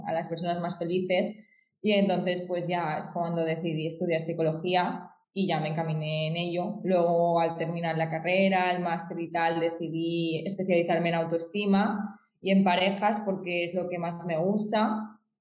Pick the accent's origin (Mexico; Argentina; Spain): Spain; Xàtiva, Valencian Community; yo soy de Sativa, Valencia, eh, España